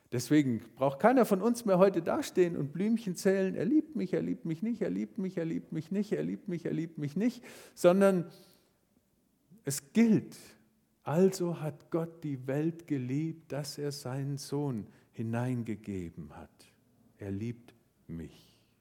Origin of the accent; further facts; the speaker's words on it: Marburg, Hesse, Germany; moved away; Ich liebe meine Heimatstadt Marburg